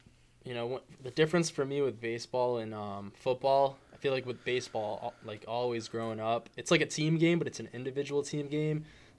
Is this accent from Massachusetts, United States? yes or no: yes; Taunton, Massachusetts, United States; I'm from Taunton.